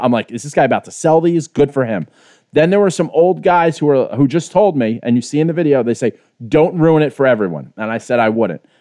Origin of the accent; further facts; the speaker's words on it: New York City, New York, United States; moved away; I'm as Irish Bronx as it fucking gets